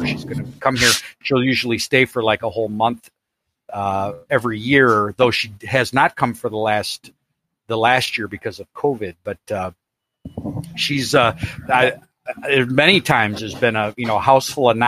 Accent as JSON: {"language": "English", "town": "Chicago", "region": "Illinois", "country": "United States", "tie": "born or raised there", "said": "I was born in Chicago. I lived in Chicago"}